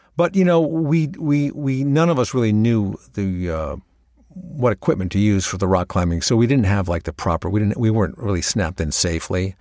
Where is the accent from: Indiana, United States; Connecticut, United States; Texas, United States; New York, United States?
Connecticut, United States; moved away as an adult; also born or lived in Los Angeles; eventually I went out to Los Angeles from Connecticut. I grew up in Connecticut